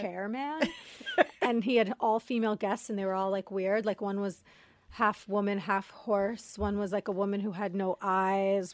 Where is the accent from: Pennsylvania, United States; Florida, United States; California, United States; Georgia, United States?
Florida, United States; Coral Springs; moved away; also born or lived in Queens, New York / Brooklyn, New York; we lived in Brooklyn for two years, and then they we moved to Florida